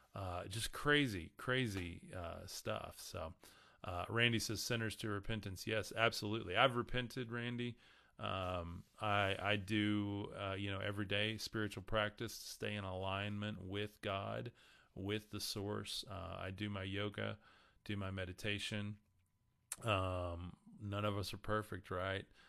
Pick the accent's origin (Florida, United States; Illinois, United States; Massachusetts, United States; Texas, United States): Texas, United States; West; growing up in West Texas